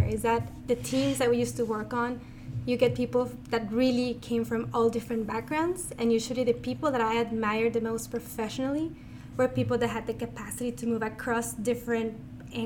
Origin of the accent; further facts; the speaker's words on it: Mexico; moved away; I am a first year master's student and I am from Mexico